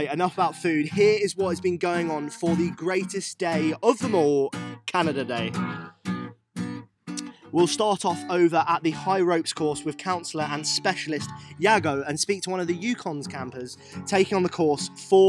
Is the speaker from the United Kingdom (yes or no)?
yes; England, United Kingdom; as an Englishman, as a Brit